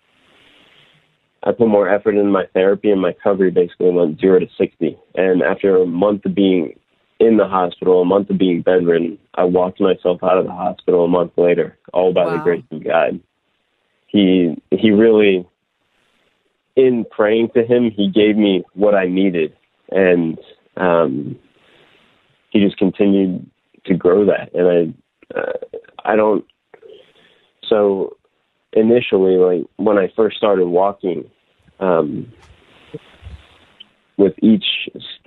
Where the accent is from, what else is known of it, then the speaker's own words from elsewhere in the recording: near Delaware, southeastern Pennsylvania, United States; moved away; So originally I'm from Delaware, close to Delaware anyway, the very southeastern corner of Pennsylvania